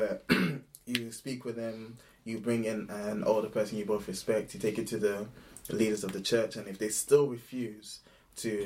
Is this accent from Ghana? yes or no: yes; Ghana; growing up in Ghana